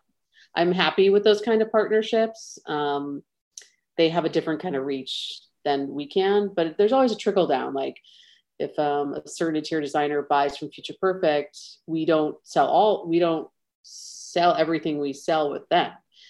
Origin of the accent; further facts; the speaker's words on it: Midwest, United States; So I'm still a Midwesterner at heart. I would say in terms of, you know, tone and drive, Chicago definitely has that for me.